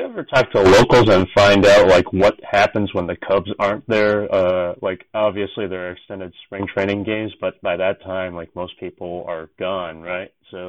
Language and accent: English; San Francisco Bay Area, California, United States; moved away; Like that's where I grew up in the San Francisco Bay Area, so I grew up with the A's and the Giants